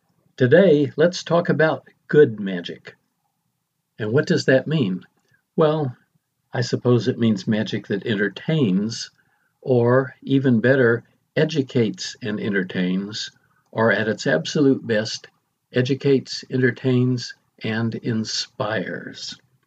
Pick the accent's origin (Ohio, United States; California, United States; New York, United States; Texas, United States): Texas, United States; Del Rio; I was 6 years old, living in my hometown of Del Rio, Texas.